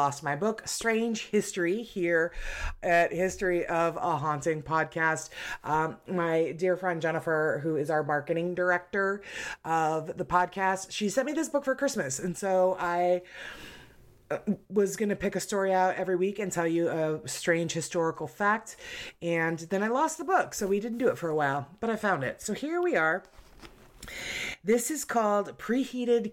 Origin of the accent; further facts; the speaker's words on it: Arizona, United States; I'm born and raised in Arizona